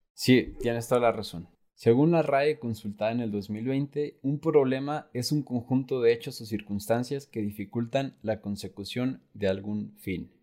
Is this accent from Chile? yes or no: no; Mexico; somos muchos mexicanos